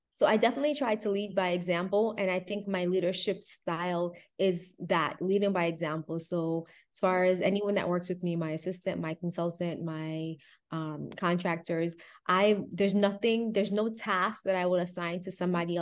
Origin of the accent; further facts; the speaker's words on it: Miami, Florida, United States; I grew up in Miami